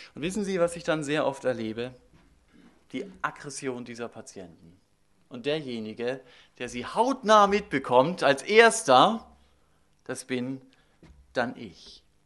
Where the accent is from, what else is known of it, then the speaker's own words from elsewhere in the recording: Germany; wir als Deutsche